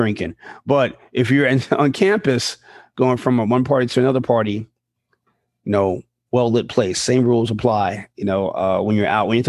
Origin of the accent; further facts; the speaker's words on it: New York, United States; when I was a kid and growing up in New York